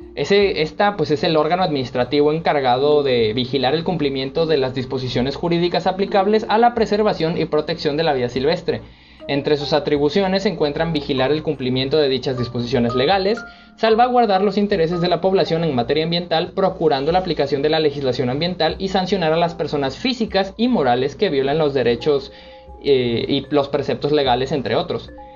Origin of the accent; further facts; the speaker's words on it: Córdoba, Veracruz, Mexico; el caso de mi ciudad, en, en, Córdoba